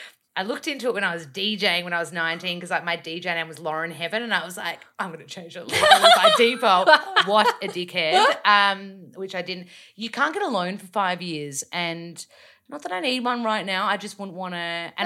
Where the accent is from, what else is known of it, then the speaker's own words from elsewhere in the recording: Australia; accent: bogan; My accent isn't as bogan now because I have literally done 2 years of vocal work. I remember the day one of my voice teacher, I was like, I don't want to lose my bogan accent.